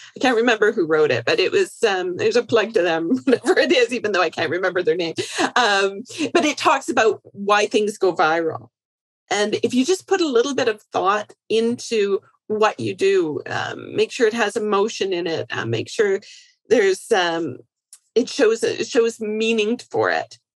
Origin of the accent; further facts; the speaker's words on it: Canada; I'm Canadian.